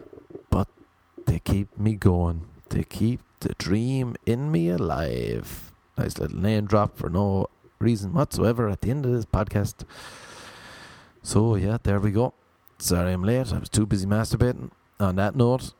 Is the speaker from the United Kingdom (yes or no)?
no; Ireland; moved away as an adult; now in Los Angeles, United States; I'm Irish